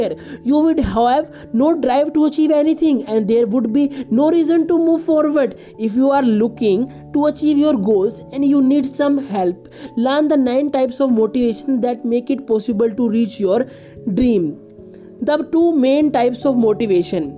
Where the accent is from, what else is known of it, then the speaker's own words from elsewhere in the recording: India; I am from India.